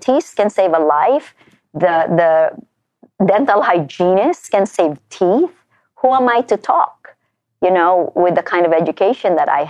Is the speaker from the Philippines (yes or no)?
yes; Philippines; moved away as an adult; now in United States; I came here as a Filipino